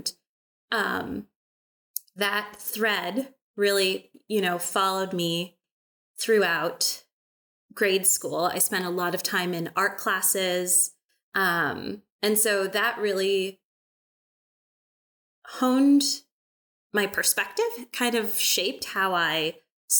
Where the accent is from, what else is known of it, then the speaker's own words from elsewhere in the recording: Bay Area, California, United States; moved away as an adult; also born or lived in Milwaukee, Wisconsin / rural Wisconsin; now in Wisconsin, United States; I grew up in California. I grew up in the Bay Area